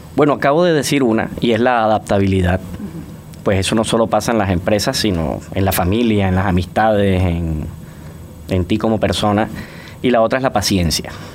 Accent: Barranquilla, Atlántico, Colombia; moved away as an adult; now in Panama; en Barranquilla, en mi ciudad natal, sí existían estas empresas

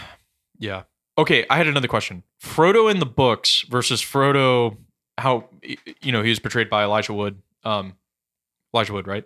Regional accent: the South, United States; I'm a Southerner

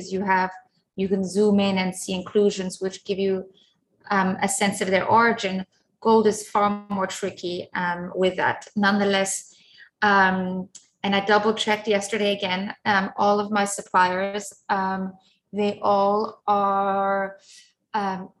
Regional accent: Zurich, Switzerland; now in London, United Kingdom; when I was a child growing up in Zurich

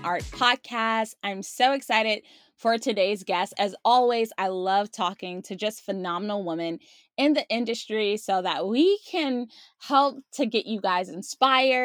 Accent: Maryland, United States; now in California, United States; I'm originally from Maryland

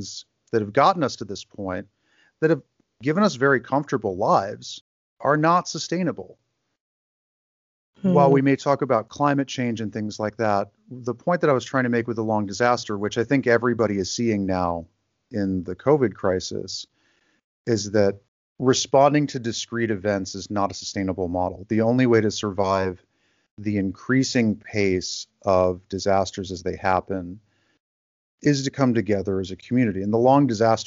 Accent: Grand Rapids, Michigan, United States; moved away as an adult; also born or lived in Mexico City / Los Angeles / New York; my hometown is Grand Rapids, Michigan, and I'm living there now

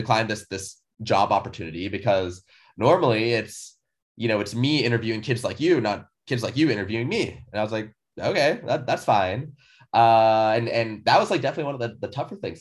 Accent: Seattle, Washington, United States; also born or lived in California; born and raised in Seattle

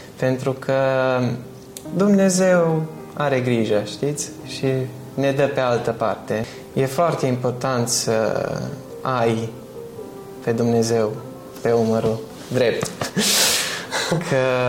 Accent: Bistrița, Bistrița-Năsăud, Romania; now in United Kingdom; Bistrița, localitatea noastră

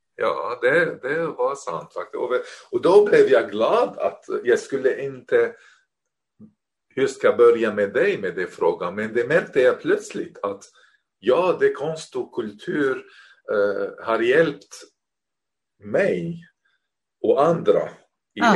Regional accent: Damascus, Damascus Governorate, Syria; Swedish is a second language; moved away as an adult; also born or lived in Beirut, Lebanon; now in Norrköping, Sweden; jag är uppväxt i Damaskus

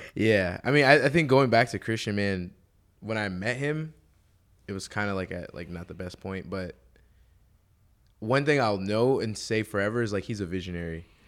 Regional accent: Houston, Texas, United States; I'm from Houston

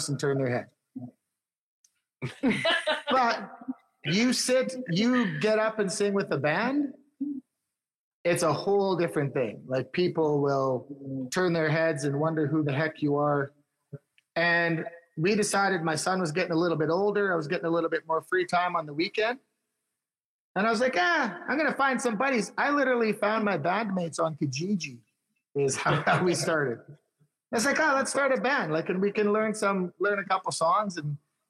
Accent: Big River, Saskatchewan, Canada; moved away as an adult; now in Saskatoon, Canada; I'm originally from Big River, Saskatchewan, which is just a small little town

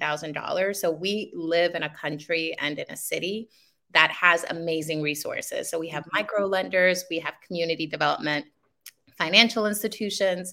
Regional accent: New York City, New York, United States; also born or lived in Dominican Republic; I'm in Queens. I've been in Queens all my life, but I did immigrate from the Dominican Republic when I was 7 years old

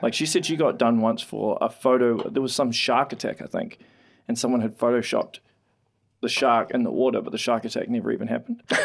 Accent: Auckland, New Zealand; moved away; I grew up in Auckland, right? And obviously in West Auckland

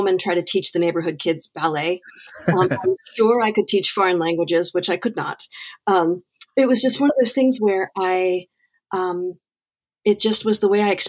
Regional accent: Wheaton, Maryland, United States; also born or lived in Washington, D.C.; I am actually from Wheaton, Maryland. I grew up, I'm born and bred in the DMV

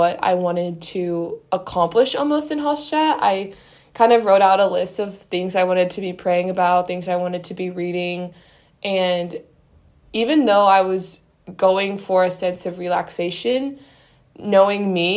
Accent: Missouri, United States; moved away as an adult; now in Vienna, Austria; I'm from Missouri

